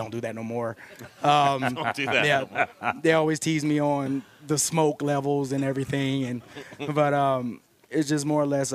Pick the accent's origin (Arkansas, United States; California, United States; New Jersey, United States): Arkansas, United States; Morton; Born and raised in Morton, Arkansas